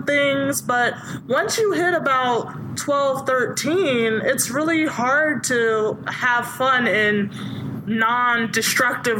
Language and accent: English; Suffolk, Virginia, United States; I grew up in Suffolk, Virginia.